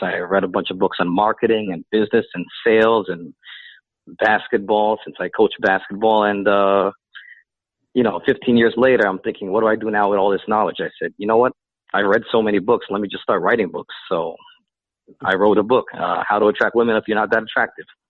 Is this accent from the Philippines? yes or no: yes; Philippines; now in United States; I'm Filipino